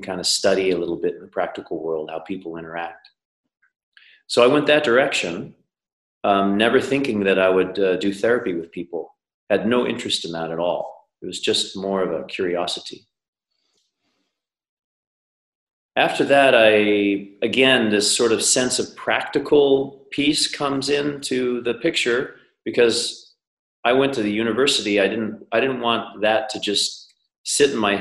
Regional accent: Colorado, United States; I'm from the US. I grew up in Colorado, long hair, dirty face mountain kid way back when

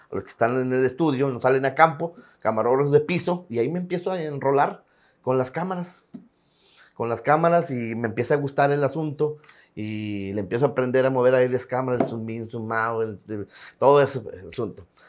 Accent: Tampacán, San Luis Potosí, Mexico; moved away as an adult; also born or lived in Ciudad Acuña; now in Piedras Negras, Mexico; Tampacán, San Luis Potosí de originarios

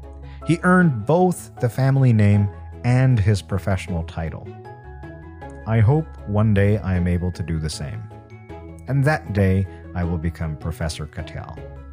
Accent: India; Growing up in India, you're forced to work hard and develop a good work ethic because there are a billion people, literally over a billion now, who are working harder to have the same life as you.

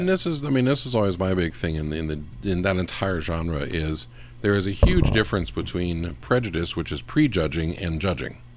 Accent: West Coast, United States; I grew up in the West Coast

